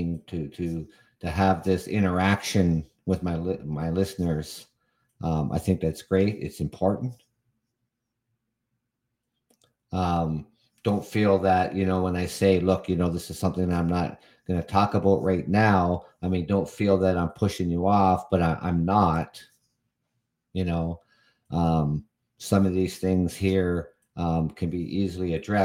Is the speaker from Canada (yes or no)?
yes; Canada; as a Canadian